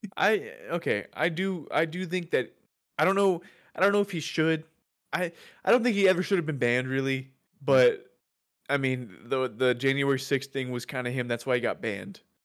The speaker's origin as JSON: {"language": "English", "region": "the South", "country": "United States", "said": "we're from the South, so we have Whataburger here"}